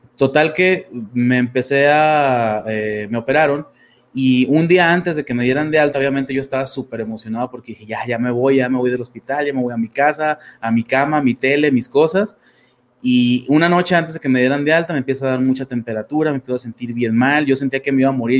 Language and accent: Spanish; Torreón, Coahuila, Mexico; soy de México, soy de una ciudad que se llama Torreón, este, Coahuila